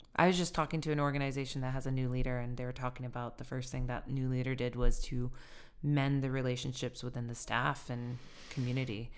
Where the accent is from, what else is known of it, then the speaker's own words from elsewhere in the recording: Sioux City, Iowa, United States; moved away; also born or lived in Apalachicola, Florida / Philadelphia; I'm from Sioux City